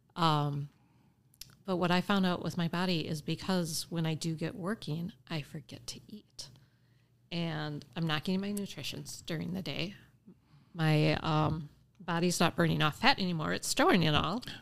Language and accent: English; Appleton, Wisconsin, United States; I was born and raised in Appleton, Wisconsin. So I am definitely homegrown here